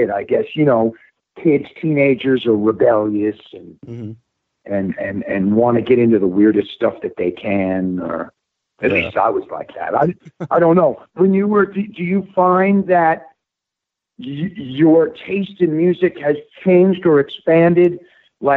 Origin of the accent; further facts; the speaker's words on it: Westchester, New York, United States; I grew up in Westchester, just up from New York City.